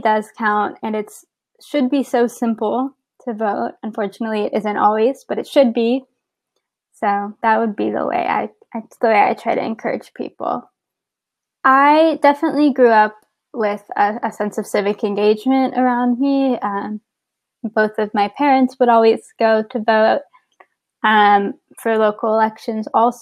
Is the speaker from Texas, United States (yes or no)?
yes; San Antonio, Texas, United States; moved away as an adult; now in Baltimore, United States; I'm originally from San Antonio, Texas